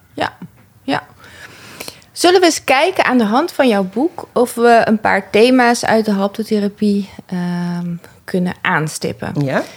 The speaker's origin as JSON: {"language": "Dutch", "town": "'s-Hertogenbosch", "region": "North Brabant", "country": "Netherlands", "tie": "born or raised there", "moved": "yes", "lives_now": "Amsterdam, Netherlands", "said": "Ik ben eh, opgegroeid in Den Bosch"}